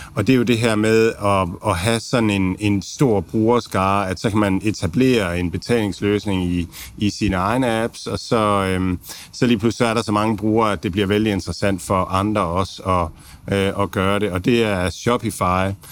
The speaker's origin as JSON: {"language": "Danish", "country": "Denmark", "said": "som danskere har vi været vant til"}